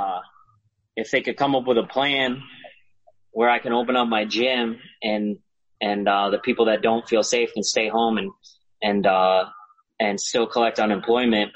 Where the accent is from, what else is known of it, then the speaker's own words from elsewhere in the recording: Milford, Connecticut, United States; mine's in Milford, Connecticut, my hometown